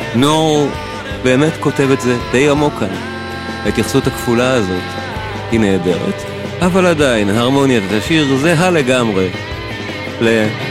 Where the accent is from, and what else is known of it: Israel